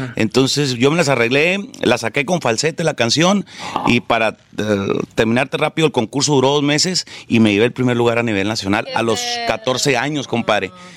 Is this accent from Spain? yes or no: no; Los Ojitos, Chihuahua, Mexico; moved away as an adult; also born or lived in Delicias, Chihuahua / Mexico City; Yo por eso nací en Delicia, Chihuahua. Pero en realidad yo soy de un rancho que se llama Los Ojitos. Es un rancho en la sierra de Chihuahua